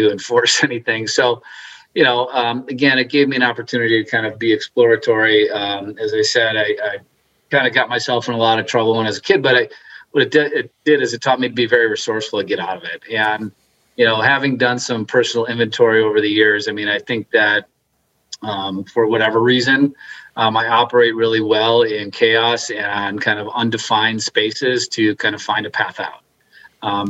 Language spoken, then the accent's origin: English; Milwaukee, Wisconsin, United States; I grew up in Milwaukee, outside of Milwaukee, Wisconsin